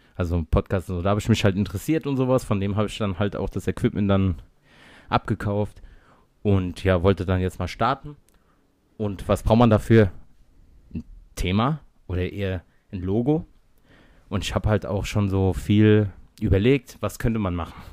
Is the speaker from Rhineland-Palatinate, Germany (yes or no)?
yes; Mainz, Rhineland-Palatinate, Germany; sind aus Mainz, wir sind richtige Mainzer Buben